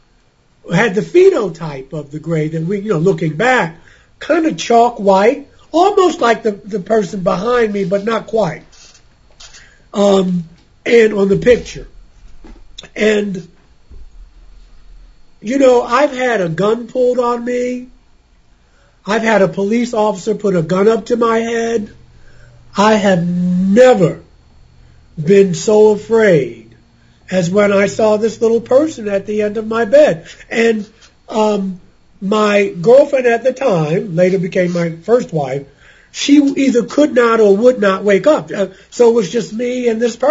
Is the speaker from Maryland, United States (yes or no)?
yes; Baltimore, Maryland, United States; growing up in Baltimore